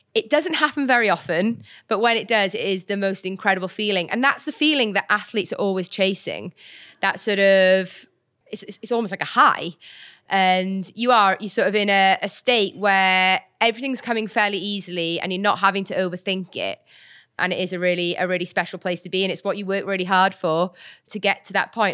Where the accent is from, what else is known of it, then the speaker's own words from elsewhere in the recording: Welsh, Wales, United Kingdom; also born or lived in Birmingham; I'm Welsh